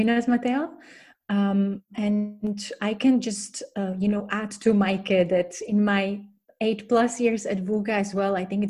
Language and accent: English; Slovakia; also born or lived in Czech Republic / Ireland; now in Germany; I'm originally from Slovakia and basically wandered in my career and educational path through Czech Republic, Ireland, until I landed in Germany.